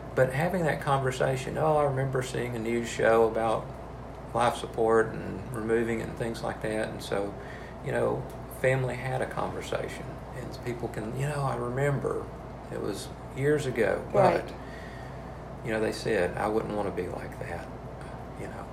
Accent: Marshall, Texas, United States; moved away as an adult; also born or lived in Waco, Texas / Fort Worth, Texas / Temple, Texas; now in Beaumont, United States; I'm originally from Marshall, Texas, and uh, moved away to Waco to to uh, uh Baylor University

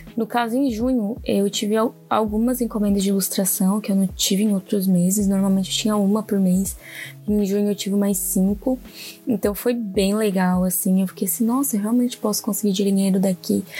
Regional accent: Orleans, Santa Catarina, Brazil; moved away as an adult; now in Criciúma, Brazil; eu sou natural de Orleans, hoje eu moro em Criciúma por conta do trabalho mesmo

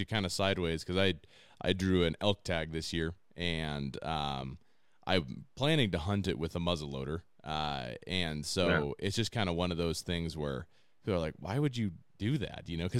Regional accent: La Grande, Oregon, United States; the Oregon Trail ran through my hometown of LaGrande here

